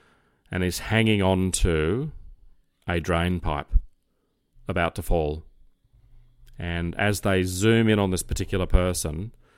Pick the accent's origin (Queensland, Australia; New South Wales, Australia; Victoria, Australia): New South Wales, Australia; Crows Nest; born there; the Mater, which is the hospital I was born in Crow's Nest, just up from North Sydney Police Station.